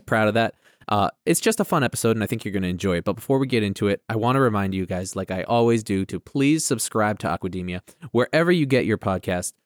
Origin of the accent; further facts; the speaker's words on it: Rindge, New Hampshire, United States; also born or lived in Rhode Island; I grew up landlocked in New Hampshire, in, uh, Ringe, New Hampshire